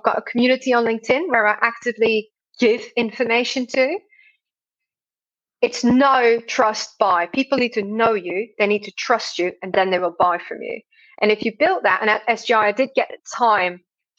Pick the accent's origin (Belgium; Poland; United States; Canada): Belgium; I'm obviously from Belgium